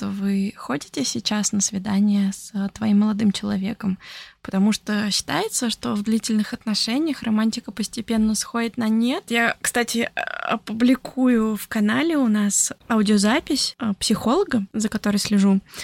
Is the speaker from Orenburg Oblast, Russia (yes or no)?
yes; Orenburg, Orenburg Oblast, Russia; moved away; also born or lived in Italy; Это в Оренбурге было, в моем родном городе в России